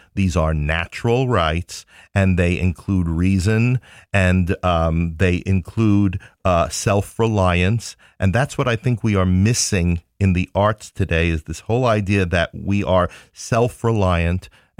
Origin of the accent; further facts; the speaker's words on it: Queens, New York, United States; moved away as an adult; now in Ohio, United States; No, I am from Queens, New York.